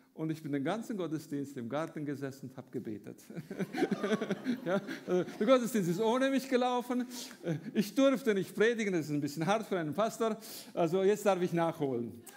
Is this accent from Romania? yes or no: yes; Romania; moved away as an adult; now in Germany; ich bin in Rumänien geboren, äh, habe dort zur Zeit vom Kommunismus gelebt, als Deutschstämmiger